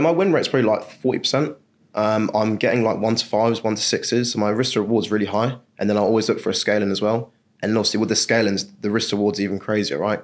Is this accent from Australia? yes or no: no; England, United Kingdom; I'm from England